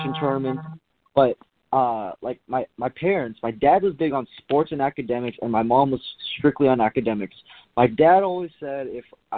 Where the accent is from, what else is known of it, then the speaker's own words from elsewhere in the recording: Southern California, United States; ever since I was little, we grew up in SoCal.